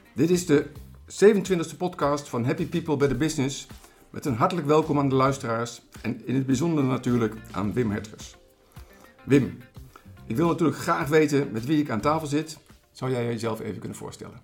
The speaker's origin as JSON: {"language": "Dutch", "area": "Achterhoek", "region": "Gelderland", "country": "Netherlands", "tie": "born or raised there", "said": "We zijn in de prachtige Achterhoek, waar ook ik ben opgegroeid."}